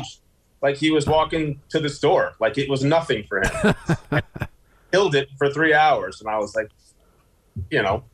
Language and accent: English; Garden City, New York, United States; moved away as an adult; also born or lived in West Hempstead, New York; now in Las Vegas, United States; I grew up in Garden City, New York